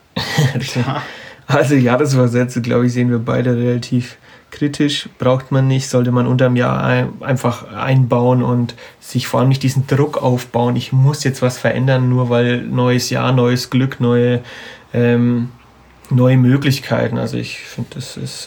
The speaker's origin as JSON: {"language": "German", "town": "Munich", "region": "Bavaria", "country": "Germany", "said": "wir kommen ja aus, aus München und Umgebung"}